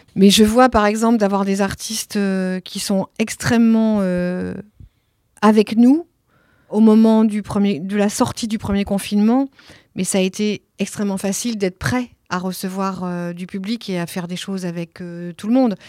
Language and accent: French; Nantes, Pays de la Loire, France; first language Italian; French is a second language; moved away as an adult; also born or lived in Italy; now in Marseille, France; J'ai grandi à Nantes, oui. Longtemps, 35 ans à Nantes.